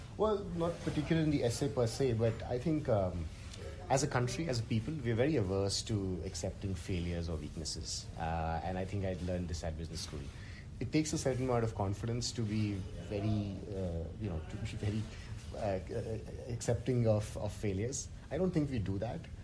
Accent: India; as an Indian male engineer

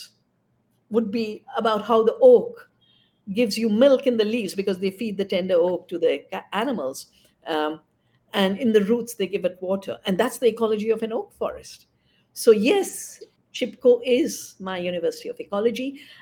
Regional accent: India; also born or lived in Bangalore; my hometown

